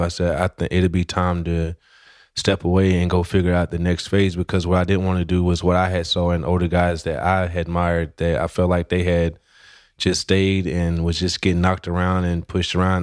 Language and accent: English; West Tennessee, United States; originally I'm from Tennessee and, uh, not just from Tennessee, but I'm from a small town in West Tennessee